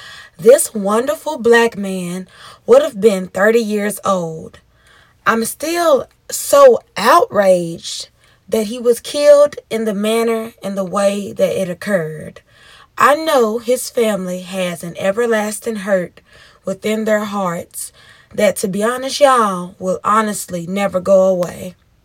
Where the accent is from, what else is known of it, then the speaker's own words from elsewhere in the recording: Memphis, Tennessee, United States; And I grew up on the Castlegate Street where he took his last and final breaths at.